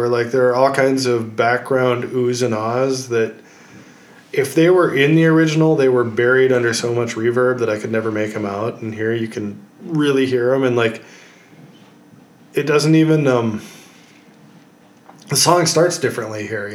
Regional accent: Minnesota, United States; I grew up in Minnesota

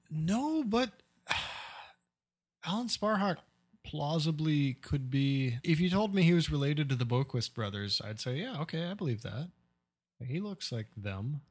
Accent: Nebraska, United States; growing up in Nebraska

